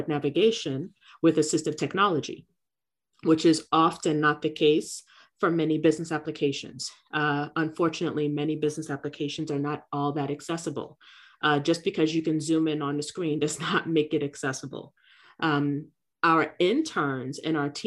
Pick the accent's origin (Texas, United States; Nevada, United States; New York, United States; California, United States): New York, United States; New York City; now in Florida, United States; my community growing up in Brooklyn